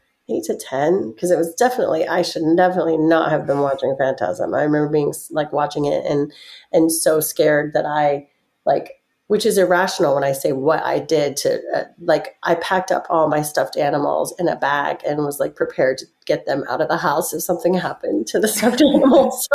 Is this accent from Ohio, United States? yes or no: yes; Cincinnati, Ohio, United States; I grew up in the Midwest in Cincinnati, Ohio